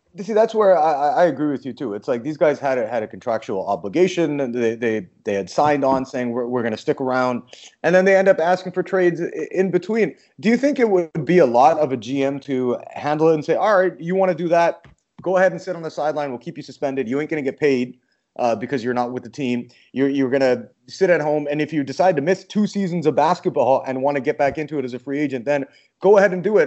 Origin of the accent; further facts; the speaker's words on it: Canada; moved away; I'm a Canadian